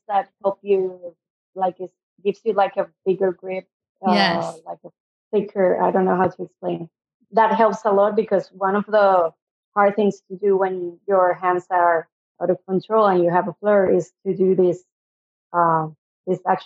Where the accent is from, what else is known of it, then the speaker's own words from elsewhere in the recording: Venezuela; first language Spanish; English is a second language; moved away as an adult; also born or lived in Adelaide, Australia / United States; now in Sydney, Australia; I'm originally from Venezuela, so in South America. So I speak Spanish.